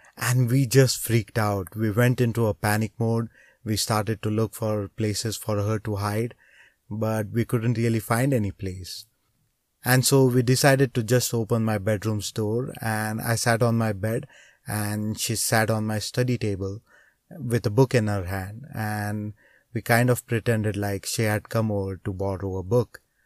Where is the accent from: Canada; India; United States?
India; growing up in a small town in India.